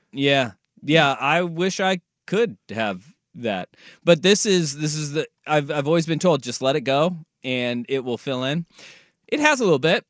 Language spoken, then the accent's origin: English; Oregon, United States; I'm from Oregon.